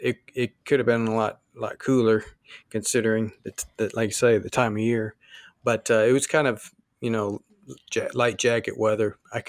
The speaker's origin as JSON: {"language": "English", "town": "St. Louis", "region": "Missouri", "country": "United States", "also_born_or_lived": "Tennessee", "moved": "yes", "said": "I'm from St. Louis area, but we had moved and we were living down in Tennessee near Memphis."}